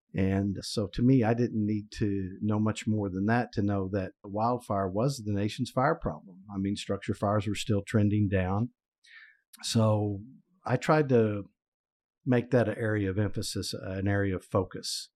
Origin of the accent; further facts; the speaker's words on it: Oklahoma, United States; my home state, sadly to say, Oklahoma